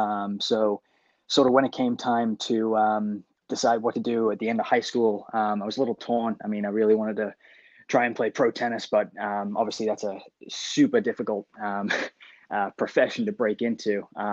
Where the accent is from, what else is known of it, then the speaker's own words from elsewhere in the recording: Gold Coast, Queensland, Australia; moved away as an adult; also born or lived in England; growing up in my home country of England, and came over and decided to really focus on tennis. Moving to the Gold Coast, it was an awesome place to grow up and play tennis and be outside all the time